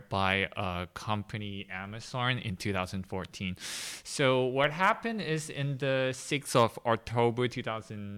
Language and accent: English; Hong Kong; I'm from Hong Kong.